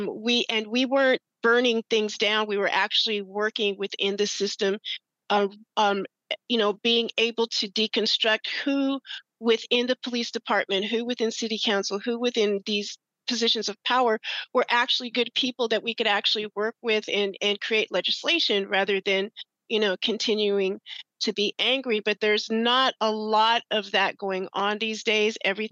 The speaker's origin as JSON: {"language": "English", "town": "Great Falls", "region": "Montana", "country": "United States", "tie": "born or raised there", "also_born_or_lived": "Washington", "moved": "yes", "said": "I was raised in Great Falls, Montana, in a military town by my Black father and my Native American mother."}